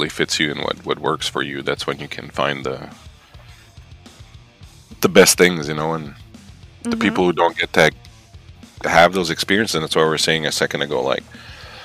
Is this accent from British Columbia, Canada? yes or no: no; New Brunswick, Canada; moved away as an adult; now in Montreal, Canada; I'm from Canada, and I'm from originally from the province of New Brunswick in Canada, and I'm from a village of, like, you know, about the size, same size as the one you came from.